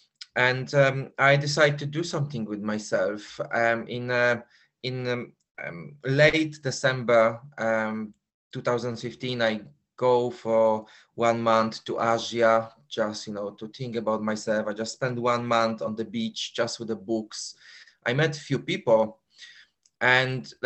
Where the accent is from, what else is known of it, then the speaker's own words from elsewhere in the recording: Poland; accent: Polish; moved away as an adult; also born or lived in London, United Kingdom; Because I was born in Poland and I was living in Poland for 21 years.